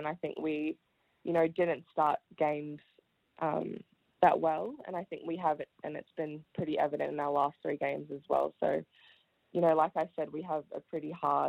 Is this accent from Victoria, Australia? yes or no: yes; Melbourne, Victoria, Australia; also born or lived in Wellington, New Zealand; I was born in New Zealand, Wellington. And my family and I moved to Australia, to Melbourne, when I was 5. So I started primary school at Oak Park Primary School